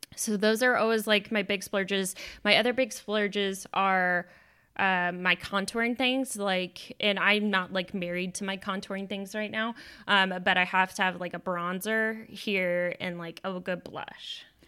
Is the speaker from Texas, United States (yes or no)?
yes; Texas, United States; now in Washington, United States; we're both from Texas